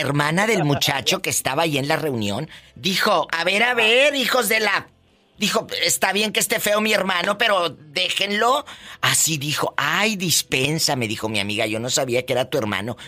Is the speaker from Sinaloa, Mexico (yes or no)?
no; Matamoros, Tamaulipas, Mexico; Estábamos nosotras en el kiosco en Matamoros, Tamaulipas, mi tierra